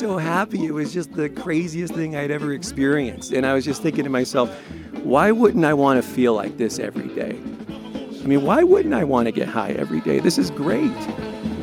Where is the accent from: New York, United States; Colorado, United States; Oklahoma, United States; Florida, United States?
Colorado, United States; Longmont; I grew up in Longmont, Colorado